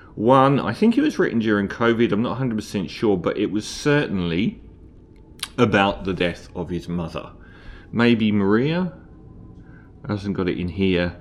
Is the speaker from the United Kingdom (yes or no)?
yes; London, United Kingdom; I'm from London, and we have the Tube in London